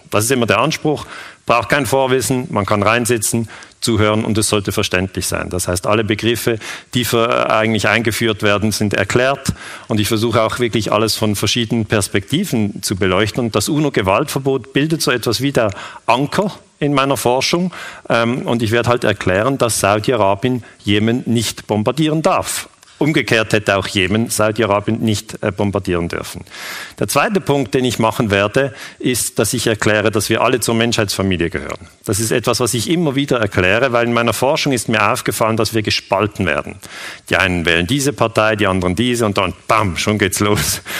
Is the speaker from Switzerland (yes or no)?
yes; Switzerland; ich bin 46 Jahre alt, ich bin Historiker, ich bin Friedensforscher, ich komme aus der Schweiz